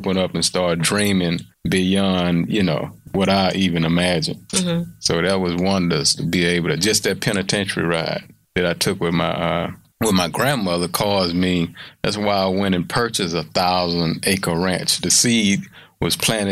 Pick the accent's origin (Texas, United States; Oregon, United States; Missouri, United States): Texas, United States; Houston; born or raised there